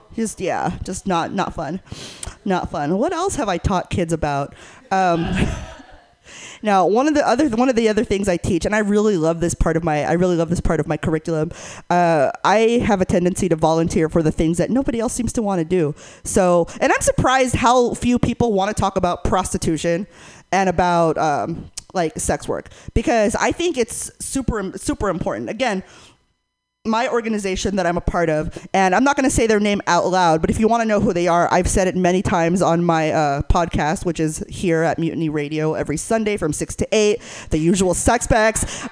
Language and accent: English; Northern California, United States; I grew up in NorCal, so uh, please forgive my lack of an accent